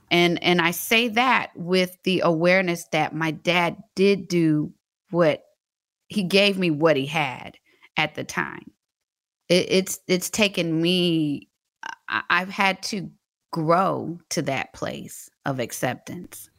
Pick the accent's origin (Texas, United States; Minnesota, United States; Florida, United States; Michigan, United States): Texas, United States; Fort Worth; moved away as an adult; also born or lived in Atlanta; I'm from Fort Worth, Texas